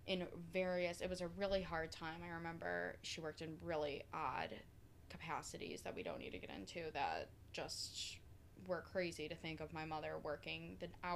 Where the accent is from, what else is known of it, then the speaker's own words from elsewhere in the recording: Oswego, New York, United States; my brother and I were raised in Oswego